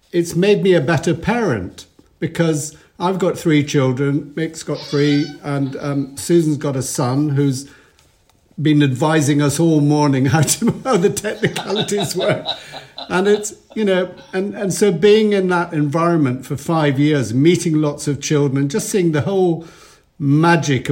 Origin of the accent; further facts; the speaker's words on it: Edinburgh, Scotland, United Kingdom; As a little boy growing up in Edinburgh